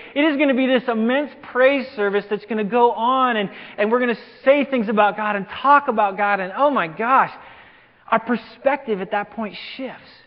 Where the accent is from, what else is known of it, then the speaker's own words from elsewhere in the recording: LaGrange, Wyoming, United States; now in Simi Valley, United States; I grew up in Wyoming, of all places